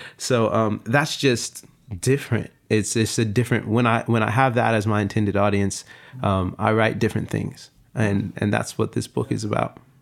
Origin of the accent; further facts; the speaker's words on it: Long Beach, California, United States; I'm from Long Beach